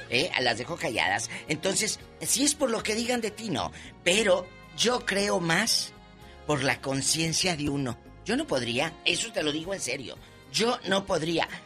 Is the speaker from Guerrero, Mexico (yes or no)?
no; Torreón, Coahuila, Mexico; soy de Torreón, Coahuila, mi diva. En Torreón, allá por Matamoros, Coahuila